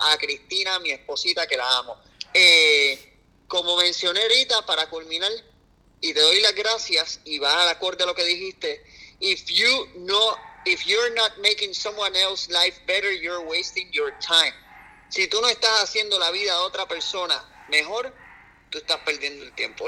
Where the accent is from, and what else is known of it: Puerto Rico